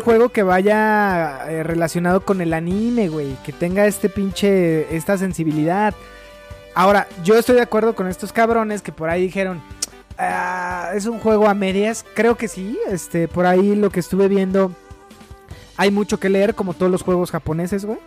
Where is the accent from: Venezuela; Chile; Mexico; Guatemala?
Mexico; crecí viendo Karate Kid en el Canal 5, güey, como casi todos los niños mexicanos